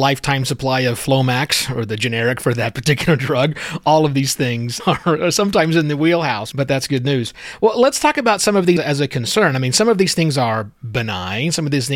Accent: Oklahoma, United States; you and I share a common state where we are from.

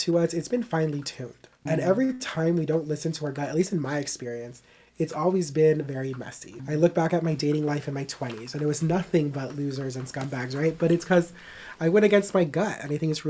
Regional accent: Mexico; I grew up in Mexico

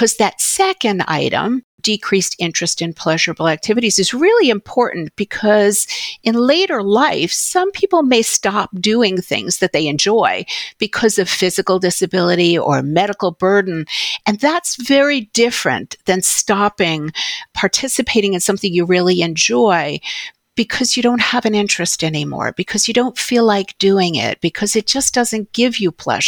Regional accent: New York City, New York, United States; I grew up in New York City

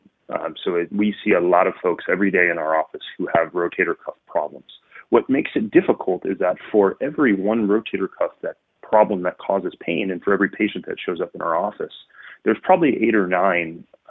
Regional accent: Northwest Indiana, United States; moved away as an adult; also born or lived in Denver, Colorado; now in Chicago, United States; I grew up just outside of Chicago in Northwest Indiana

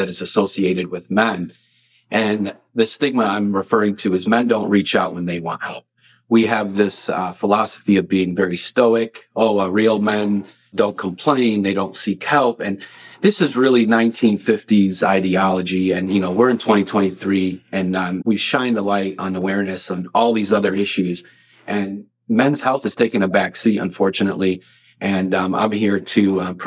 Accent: Lockport, Illinois, United States; also born or lived in Carbondale, Illinois / Arkansas; I'm from Lockport, Illinois, not too far from here

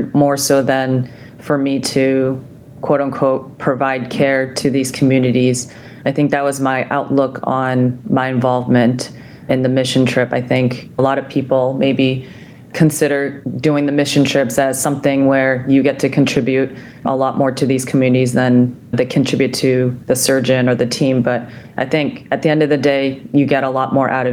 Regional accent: Seoul, South Korea; moved away; Growing up in Seoul, South Korea, I witnessed my father operate on a child born with a cleft during his time in the South Korean army

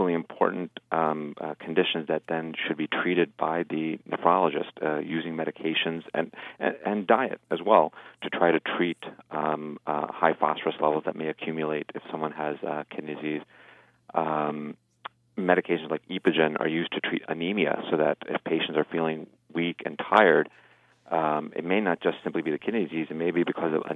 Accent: New Jersey, United States; I was born and raised in New Jersey

